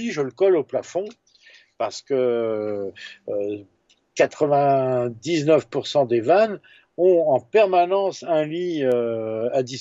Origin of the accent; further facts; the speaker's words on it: Brittany, France; comme il s'était dit que je venais de Bretagne, bah, tous les Bretons de saint priest passaient